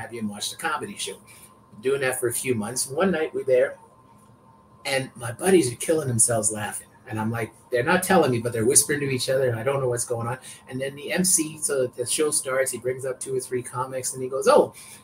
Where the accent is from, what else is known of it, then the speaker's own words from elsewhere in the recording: Canada; also born or lived in Vancouver; I grew up in Canada